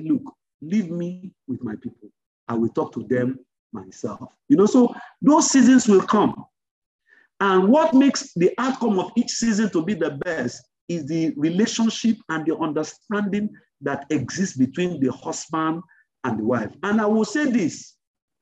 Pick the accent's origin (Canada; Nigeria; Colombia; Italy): Nigeria; Yorubaland; My mom, we grew up in Yoruba land